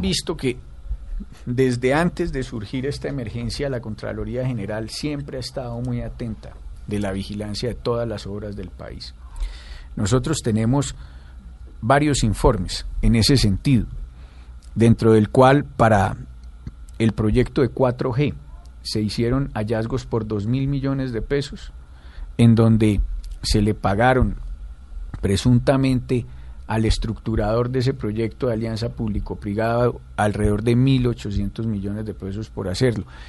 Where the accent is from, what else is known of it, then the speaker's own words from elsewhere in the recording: Pereira, Risaralda, Colombia; yo soy de Pereira, Rizaralda.